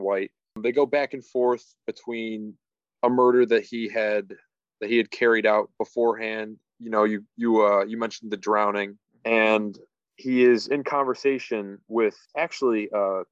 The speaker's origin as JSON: {"language": "English", "town": "Cleveland", "region": "Ohio", "country": "United States", "said": "We're cousins from Cleveland, Ohio"}